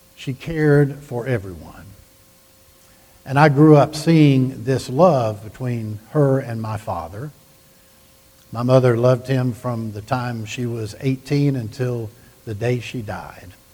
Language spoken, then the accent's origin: English; the South, United States; I grew up in the South